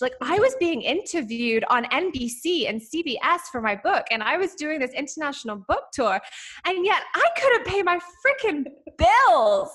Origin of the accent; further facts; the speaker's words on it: London, United Kingdom; moved away as an adult; also born or lived in Derbyshire; now in Los Angeles, United States; you can hear from my accent i'm not from america like i grew up in i grew up in london and then my family moved to derbyshire